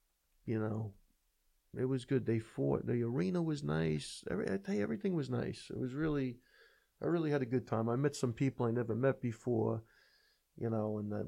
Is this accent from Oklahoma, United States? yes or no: yes; Oklahoma City, Oklahoma, United States; Hey, where are you from? Tulsa? I said, no, I'm from Oklahoma City.